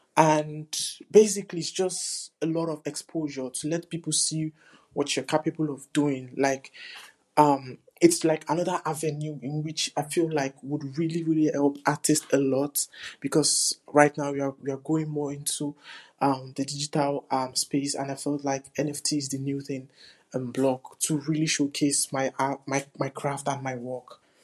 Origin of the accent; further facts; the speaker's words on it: New York City, New York, United States; I'm an artist from the Bronx.